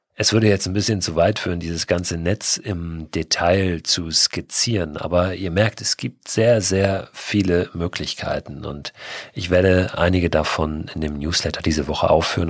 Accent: Hamburg, Germany; Als Hamburger

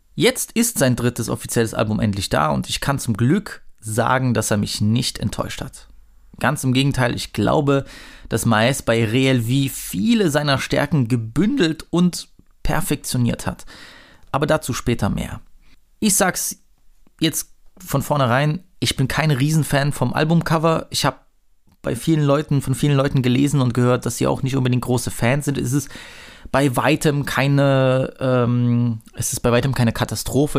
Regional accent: Saxony, Germany; als Sachse

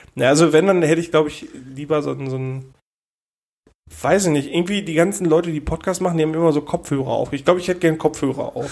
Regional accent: Ruhr area, North Rhine-Westphalia, Germany; Wir so aus dem Pott halt

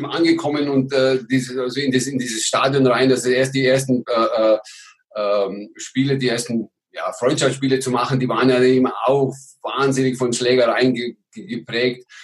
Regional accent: Germany; Und, und ich als Deutscher, auch nicht der Kleinste, wurde natürlich immer herausgefordert.

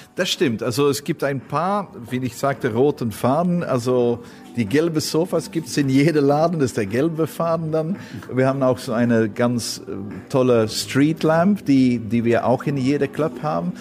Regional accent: Belgium; ich bin Belgier

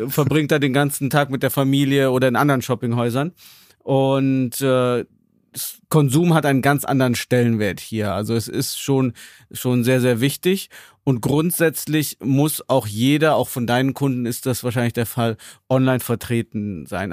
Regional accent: Germany; als Deutscher, der auf Chinesisch für Chinesen Inhalte macht

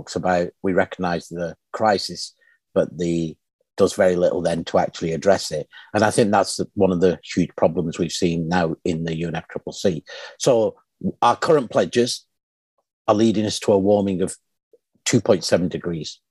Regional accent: Pakistan; my home country of Pakistan

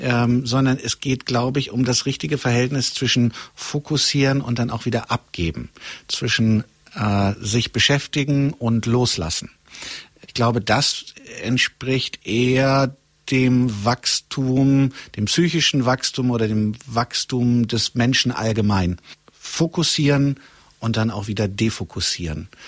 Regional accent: Gelsenkirchen / Möhnesee, North Rhine-Westphalia, Germany; halb aus Gelsenkirchen

